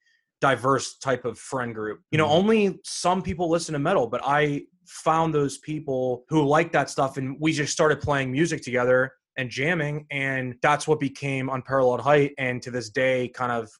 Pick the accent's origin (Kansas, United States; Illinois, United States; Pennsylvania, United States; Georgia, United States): Pennsylvania, United States; Pittsburgh; Growing up here